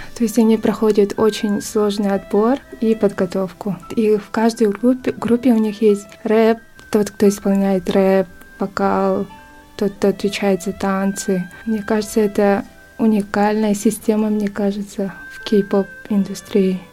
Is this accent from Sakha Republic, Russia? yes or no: yes; Yakutsk, Sakha Republic, Russia; moved away as an adult; now in Seoul, South Korea; Я родом из Якутска. А в Корее я живу ну, уже три года.